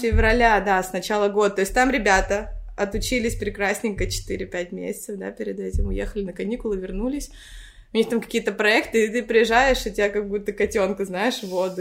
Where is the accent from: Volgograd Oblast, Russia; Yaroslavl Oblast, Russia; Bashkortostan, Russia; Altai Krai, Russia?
Yaroslavl Oblast, Russia; Rybinsk; moved away as an adult; also born or lived in Moscow, Russia; now in Cyprus; Я родилась в Рыбинске. Это город под э, Ярославлем